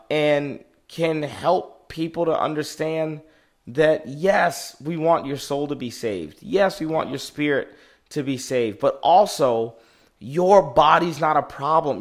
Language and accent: English; United States; I'm African American.